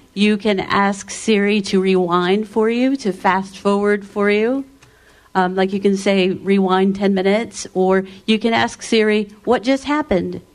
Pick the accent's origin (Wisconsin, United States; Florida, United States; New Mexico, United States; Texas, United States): Texas, United States; I'm from Texas, in case you guys didn't know. 214 Dallas.